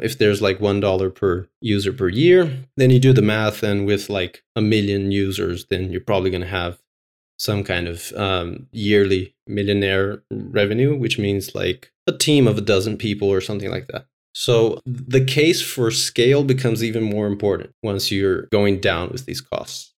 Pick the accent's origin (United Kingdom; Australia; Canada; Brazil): Brazil; now in Finland; I'm from Brazil